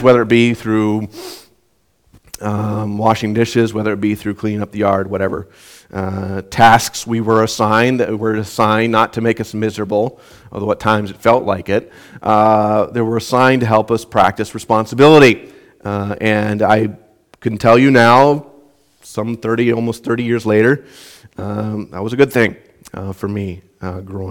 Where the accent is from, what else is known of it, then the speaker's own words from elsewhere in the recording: Southwest Minnesota, United States; growing up in Southwest Minnesota, had assigned chores